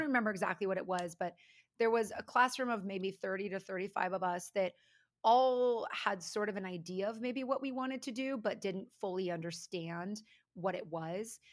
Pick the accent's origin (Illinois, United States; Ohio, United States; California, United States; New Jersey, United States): California, United States; also born or lived in Florida; I'm actually a West Coast girl, pretty much born and raised in California